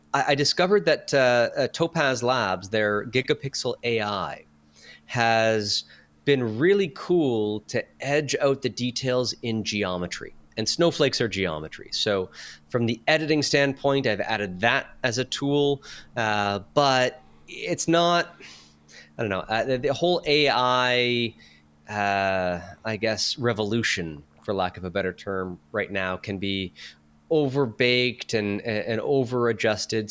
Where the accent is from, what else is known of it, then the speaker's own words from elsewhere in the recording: Sudbury, Ontario, Canada; moved away as an adult; also born or lived in Barrie, Ontario; my hometown of Sudbury, Ontario, versus where I had lived in Barrie.